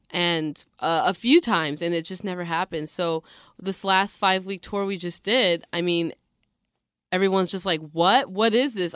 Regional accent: Seattle, Washington, United States; I'm born and raised in Seattle

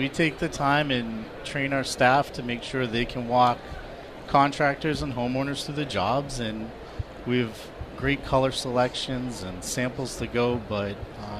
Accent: Boston, Massachusetts, United States; Being born and raised in Boston

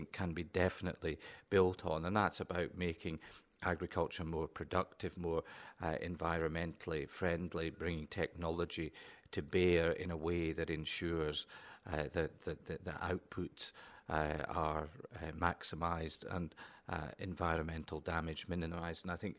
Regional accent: Lockerbie, Scotland, United Kingdom; I grew up in Lockerbie in Dumfriesshire, and it was great to see a street named after my home community, but it didn't look anything like the Lockerbie I grew up in.

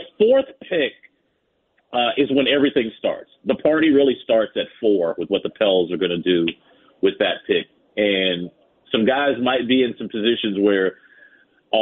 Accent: Winston-Salem, North Carolina, United States; I've born there. I'm from Winston-Salem, North Carolina

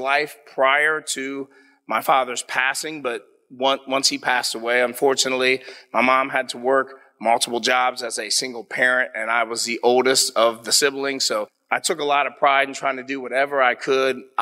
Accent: Columbus, Ohio, United States; I'm a proud, born and raised Columbus native, Southside

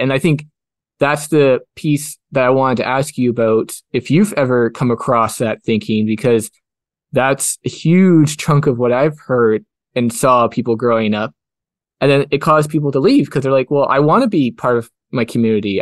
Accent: Kelowna, British Columbia, Canada; I grew up in Rutland, which is part of Kelowna

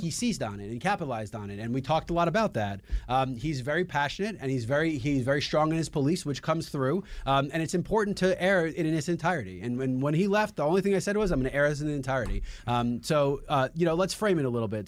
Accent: New York City, New York, United States; as a New Yorker

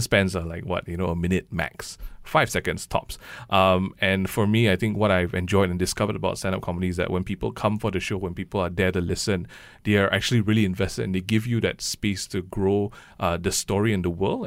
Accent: Malaysia; I grew up in Malaysia

